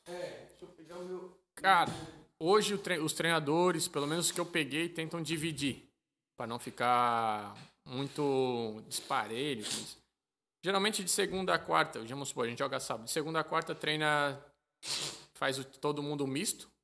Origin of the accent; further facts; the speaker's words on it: Brazil; moved away as an adult; now in Malta; sou brasileiro